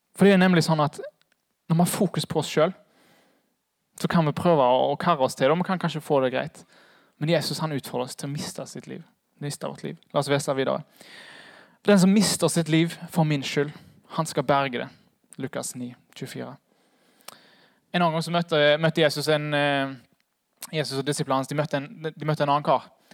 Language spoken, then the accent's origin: Norwegian; Haugesund, Rogaland, Norway; moved away; Jeg er fra Haugesund